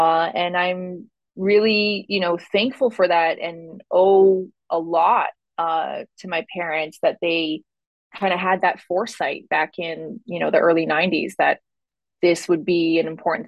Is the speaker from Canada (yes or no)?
yes; Ottawa, Ontario, Canada; also born or lived in Winnipeg / Nunavut; I grew up in Ottawa, but really kind of the background to that, or kind of more meat to that answer, is I'm Inuit, or well, singular is Inuk, and I was born in Winnipeg, but lived up north, or back up north where my mother's family is, but only for a brief time